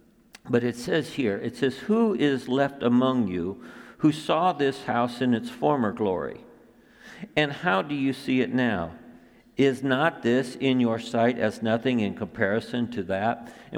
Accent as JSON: {"language": "English", "town": "Flint", "region": "Michigan", "country": "United States", "tie": "born or raised there", "said": "I grew up in Flint."}